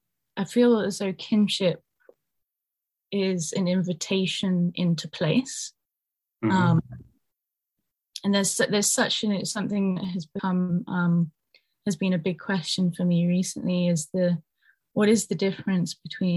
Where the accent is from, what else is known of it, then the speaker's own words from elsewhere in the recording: United Kingdom; also born or lived in Ireland; myself as a person growing up in Britain